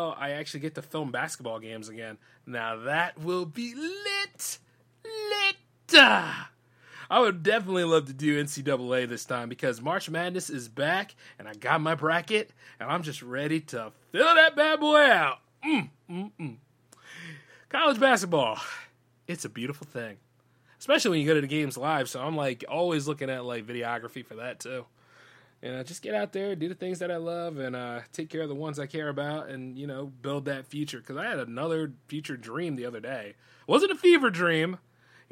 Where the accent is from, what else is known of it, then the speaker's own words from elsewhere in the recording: Delaware, United States; my home state